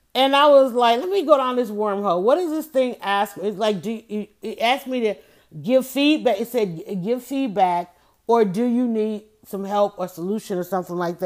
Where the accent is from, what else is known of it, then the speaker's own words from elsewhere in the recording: United States; being African American in America